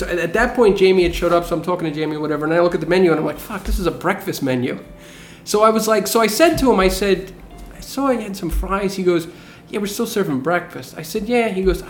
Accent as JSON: {"language": "English", "region": "New Jersey", "country": "United States", "said": "Because I'm from Jersey."}